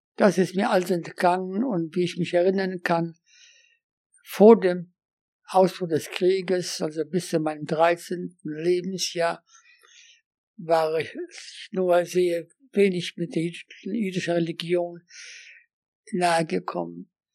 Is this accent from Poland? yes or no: yes; Łódź, Łódź Voivodeship, Poland; German is a second language; moved away as an adult; also born or lived in Göttingen, Germany; Ich bin in Lodz in Polen geboren